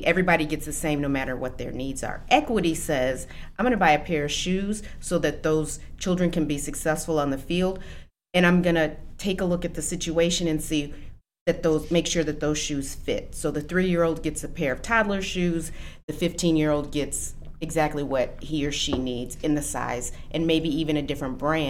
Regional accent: East Moline, Illinois, United States; moved away as an adult; also born or lived in Chicago; now in Aurora, United States; I was born in Chicago. Okay. But when I was 3, my family and I moved to the Quad Cities. So I actually was raised in East Moline, Illinois.

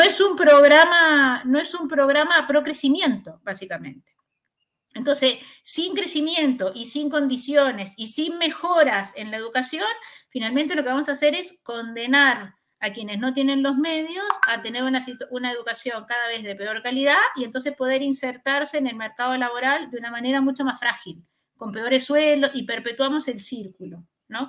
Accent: Chile; como chilenos

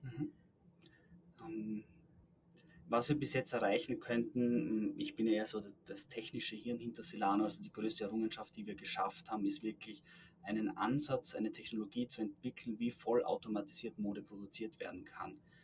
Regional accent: Styria, Austria; Also ich komme selbst aus der Steiermark

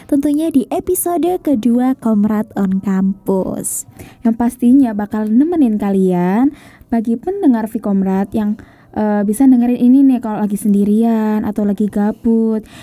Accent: Tulungagung, East Java, Indonesia; aku asli Tulungagung jadi aku lahir juga di Tulungagung besar di Tulungagung tapi orang tua aku sih yang nggak dari Tulungagung

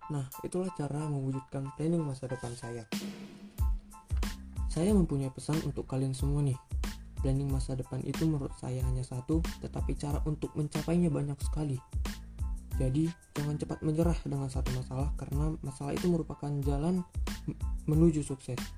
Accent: North Sumatra, Indonesia; For your information, saya ini orang Batak

